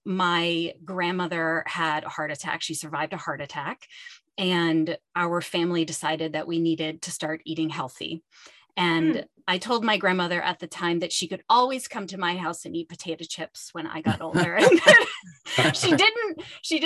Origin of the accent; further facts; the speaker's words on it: Pittsburgh, Pennsylvania, United States; moved away as an adult; I grew up in Pittsburgh, which is where I am now at the University of Pittsburgh